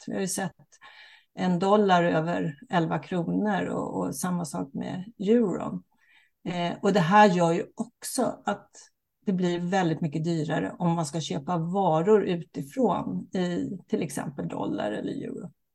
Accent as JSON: {"language": "Swedish", "country": "Sweden", "said": "vi som svenskar och som bor i Sverige"}